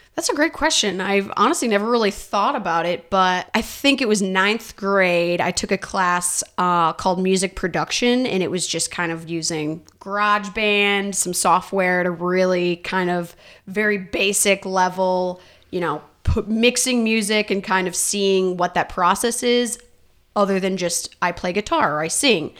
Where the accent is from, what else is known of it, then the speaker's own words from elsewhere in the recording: Northern Indiana, United States; moved away as an adult; now in Nashville, United States; I am from Northern Indiana